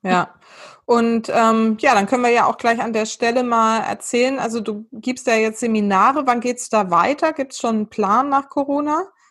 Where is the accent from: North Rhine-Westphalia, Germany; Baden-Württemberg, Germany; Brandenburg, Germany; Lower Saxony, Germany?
Baden-Württemberg, Germany; Weinheim; also born or lived in Mannheim; also ich bin ja geboren in Mannheim, aufgewachsen, aufgewachsen in der Nähe, also zwischen Mannheim und Heidelberg in, bei Weinheim